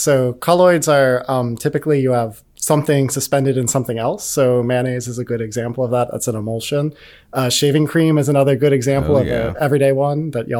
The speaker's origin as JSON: {"language": "English", "region": "Pennsylvania", "country": "United States"}